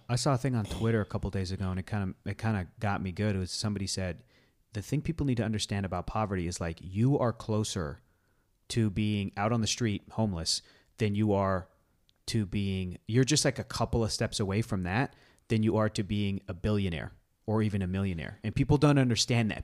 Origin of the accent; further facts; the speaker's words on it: San Diego, California, United States; I grew up in San Diego